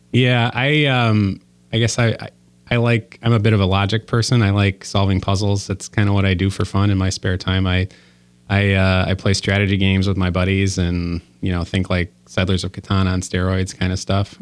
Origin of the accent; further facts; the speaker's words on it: Waukesha, Wisconsin, United States; also born or lived in Illinois / Chicago; I grew up in Waukesha, Wisconsin